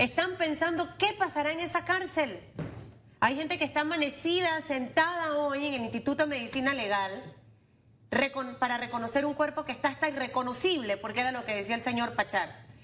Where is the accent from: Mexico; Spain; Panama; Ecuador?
Panama; a mí como panameña y como periodista